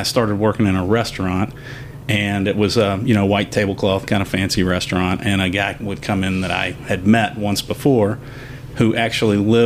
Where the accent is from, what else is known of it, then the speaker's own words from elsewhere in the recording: Huntington, West Virginia, United States; moved away as an adult; I was born and raised in Huntington, West Virginia